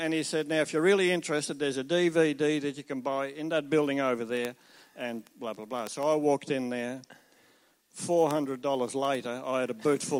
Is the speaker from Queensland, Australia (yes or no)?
no; Tasmania, Australia; we're travelling around Australia. We came from Nelson Bay to get here. But we are from Tasmania.